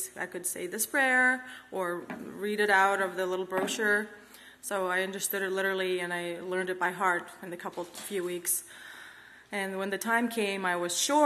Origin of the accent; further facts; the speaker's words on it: Kazakhstan; English is a second language; also born or lived in Uzbekistan; I'm from Kazakhstan, but born in Uzbekistan, moved to Kazakhstan when I was 6 years old